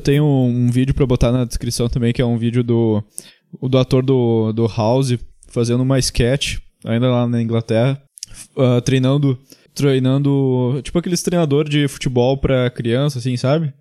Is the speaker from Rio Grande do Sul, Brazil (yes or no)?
yes; Gaúcho, Rio Grande do Sul, Brazil; eu sou gaúcho